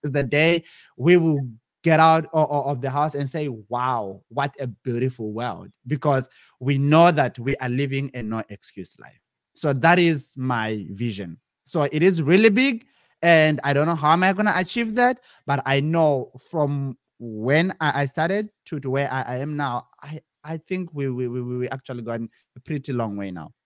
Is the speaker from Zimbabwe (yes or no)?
yes; Zimbabwe; moved away as an adult; also born or lived in South Africa; now in California, United States; originally, I'm from Zimbabwe, uh, and I grew up in in, in Zim, my primary and my high school level